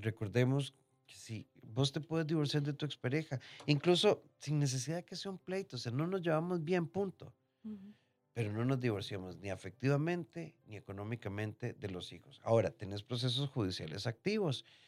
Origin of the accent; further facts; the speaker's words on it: Costa Rica; nacimos en Costa Rica